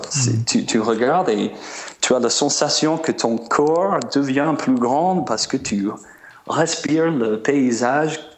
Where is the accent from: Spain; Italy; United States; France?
United States; accent: American; French is a second language; moved away; en Europe, je suis blanc comme tous les autres et ils s'en foutent de mon accent américain.